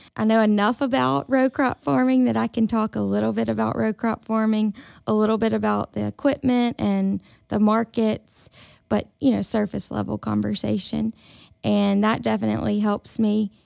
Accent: Indianola, Mississippi, United States; moved away as an adult; also born or lived in Tuscaloosa, Alabama; I grew up in Indianola, Mississippi.

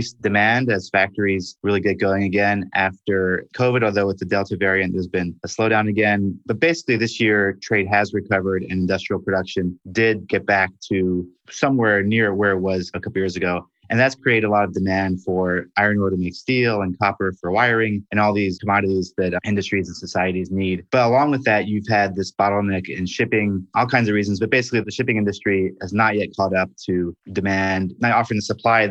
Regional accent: Brussels, Brussels-Capital Region, Belgium; I'm from Brussels

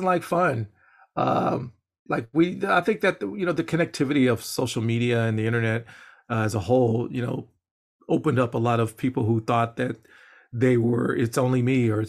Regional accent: Los Angeles, California, United States; I'm from South Los Angeles. You know, I grew up in a neighborhood that was very rough

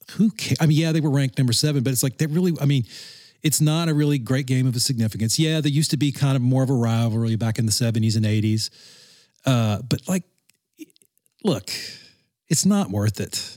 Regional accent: Louisiana, United States; growing up in Louisiana

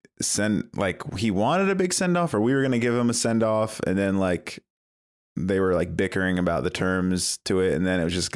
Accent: United States; I'm American

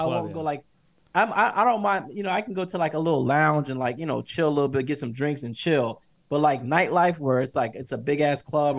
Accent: Atlanta, Georgia, United States; moved away as an adult; since I moved out of Atlanta in 2009 when I started school.

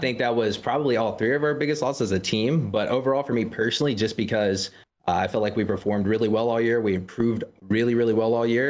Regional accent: South Carolina, United States; I'm from South Carolina.

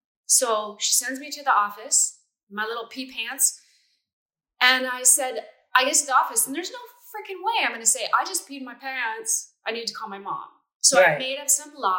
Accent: Taft, California, United States; also born or lived in Culver City, California; I grew up in a small town called Taft, which is 30 miles west of Bakersfield in the middle of the oil fields

